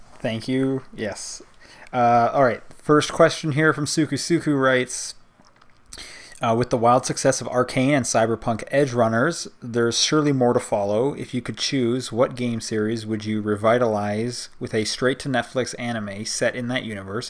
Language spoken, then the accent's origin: English; United States; I'm from America